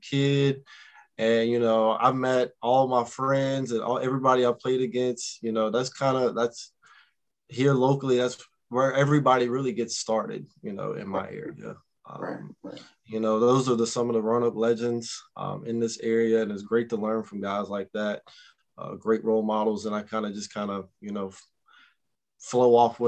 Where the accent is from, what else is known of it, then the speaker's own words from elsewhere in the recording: Vinton, Virginia, United States; the neighborhood I grew up in Roanoke or Vinton, Virginia